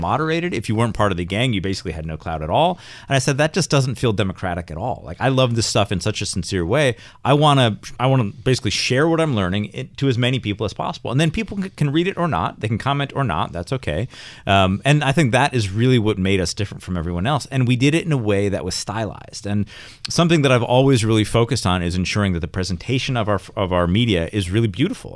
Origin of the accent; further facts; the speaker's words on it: Rochester, New York, United States; I'm from Rochester, which is not anywhere near Westchester